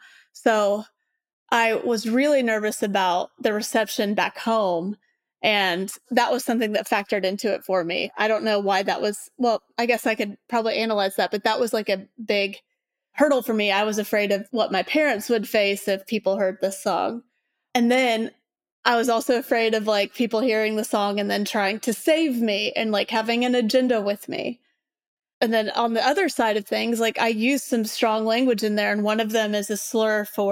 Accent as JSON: {"language": "English", "region": "Indiana", "country": "United States", "said": "One reason being that I'm from Southern Indiana, kind of a conservative area. I grew up in the church"}